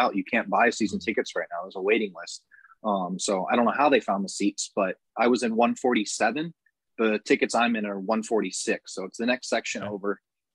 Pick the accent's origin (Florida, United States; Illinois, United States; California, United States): Florida, United States; St. Petersburg; I grew up in St. Pete, so I've been a Bucs fan my whole life